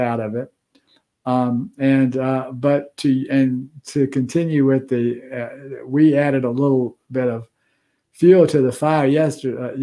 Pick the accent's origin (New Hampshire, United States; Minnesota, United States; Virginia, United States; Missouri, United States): Virginia, United States; now in Georgia, United States; That's my home state